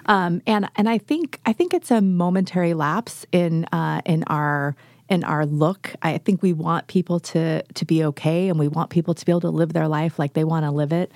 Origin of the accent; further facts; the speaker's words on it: Northern California, United States; now in Oregon, United States; I grew up in Northern California originally